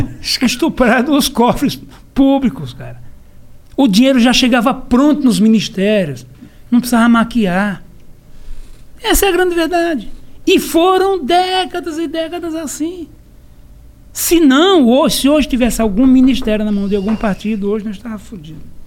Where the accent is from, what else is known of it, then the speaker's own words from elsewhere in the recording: Pernambuco, Brazil; embora eu tenha biotipo europeu, mas eu sou pernambucano